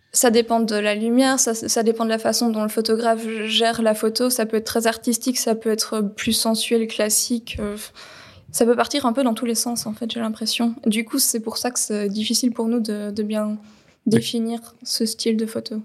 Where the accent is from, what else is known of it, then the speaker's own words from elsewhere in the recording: Belgium; Je suis née en Belgique, j'ai 32 ans